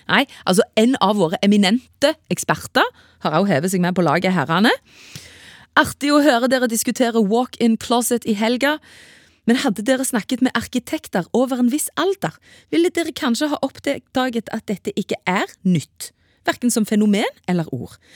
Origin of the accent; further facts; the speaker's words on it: Vestland, Norway; Jeg vokste opp i Indre Sogn.